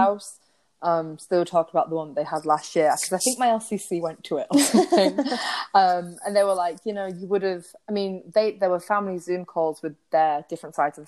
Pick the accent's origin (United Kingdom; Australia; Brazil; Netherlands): United Kingdom; England; we're from England